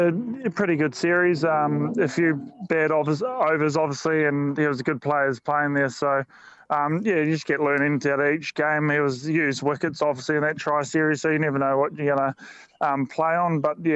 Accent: Napier, Hawke's Bay, New Zealand; there's a game in Napier as well, my hometown

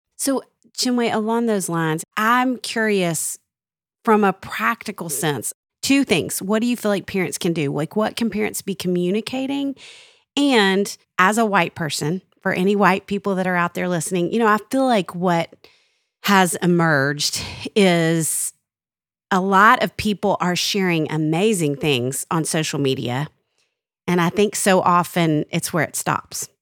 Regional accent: Little Rock, Arkansas, United States; I'm from Little Rock, Arkansas, and I went to Central High School for a year

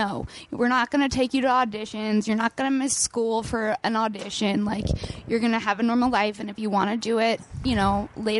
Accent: Los Angeles, California, United States; I grew up here. I grew up in the Valley.

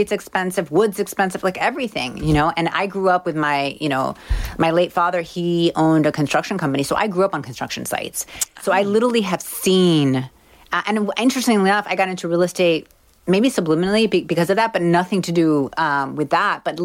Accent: Miami, Florida, United States; I'm from Miami

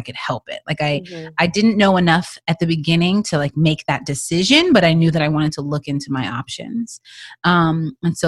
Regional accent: Texas, United States; also born or lived in Toronto; now in Los Angeles, United States; I am from Texas

